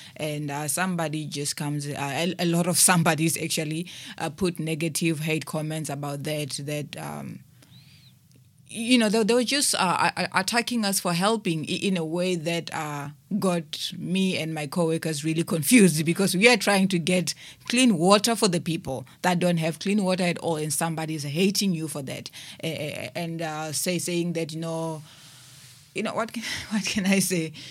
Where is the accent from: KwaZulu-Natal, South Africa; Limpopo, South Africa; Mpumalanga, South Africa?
Limpopo, South Africa; moved away as an adult; now in Cape Town, South Africa; I was born in Limpopo, and, um, I've moved here to Cape Town, uh, three years ago